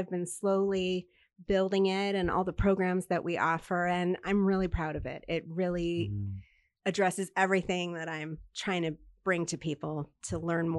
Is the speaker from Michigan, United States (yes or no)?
yes; Detroit, Michigan, United States; Well, yes, I'm from the Detroit area, and I don't know if you know that Detroit has a very large Jewish population.